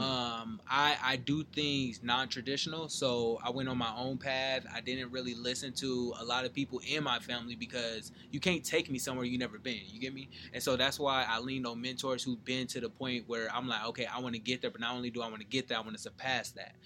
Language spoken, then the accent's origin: English; San Bernardino, California, United States; moved away; Growing up in San Bernardino